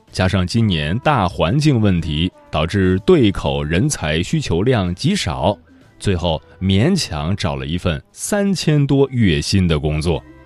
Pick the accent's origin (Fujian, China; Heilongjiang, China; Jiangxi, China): Fujian, China; 我是福建人